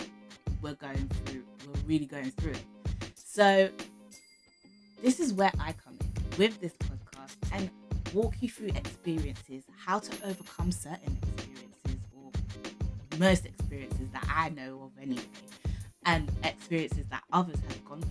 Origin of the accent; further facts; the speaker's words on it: London, United Kingdom; I am from London, as you can tell from my accent